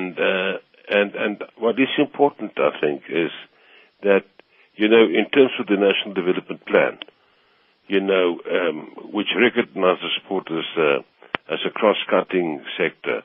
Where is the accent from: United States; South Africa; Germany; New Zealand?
South Africa; My pride is being South African